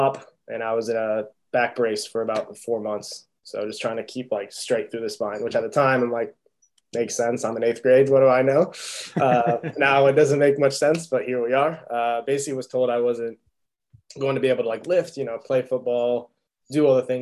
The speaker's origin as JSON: {"language": "English", "region": "Illinois", "country": "United States", "also_born_or_lived": "Atlanta", "moved": "as an adult", "said": "I wanted to get out of the Midwest. I'm from Illinois originally"}